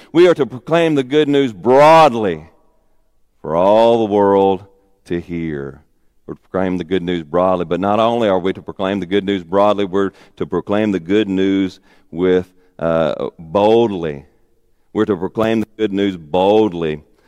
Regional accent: Arkansas, United States; moved away; also born or lived in Warren, Arkansas; I'm from Arkansas

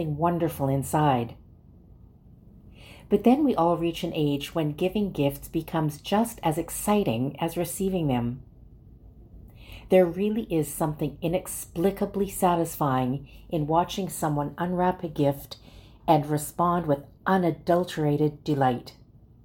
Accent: Calgary, Alberta, Canada; As Lutherans growing up in Calgary, Alberta

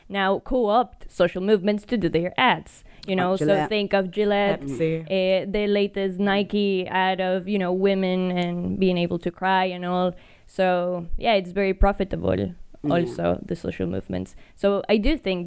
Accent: Ecuador; now in United Kingdom; I'm from Ecuador

